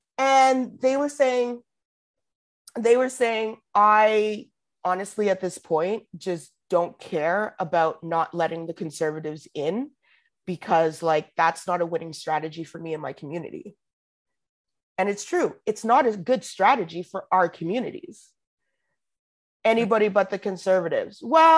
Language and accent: English; Alberta, Canada; I'm from Alberta.